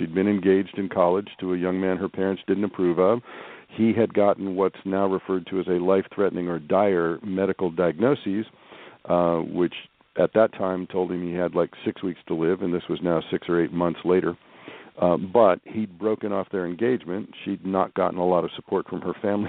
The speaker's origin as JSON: {"language": "English", "town": "Kansas City", "region": "Kansas", "country": "United States", "tie": "born or raised there", "also_born_or_lived": "St. Louis, Missouri", "said": "I did most of my growing up in Kansas, in the just outside Kansas City on the Kansas side."}